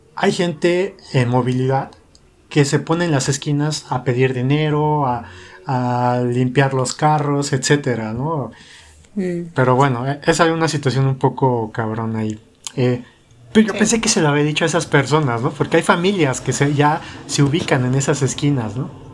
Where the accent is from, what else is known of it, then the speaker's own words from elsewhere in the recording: Mexico City, Mexico; accent: chilango; pues yo soy mexicana